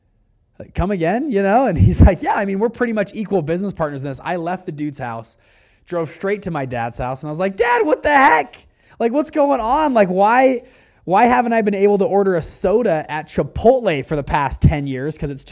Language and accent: English; Salt Lake City, Utah, United States; But I'm from Utah, Salt Lake City, Utah.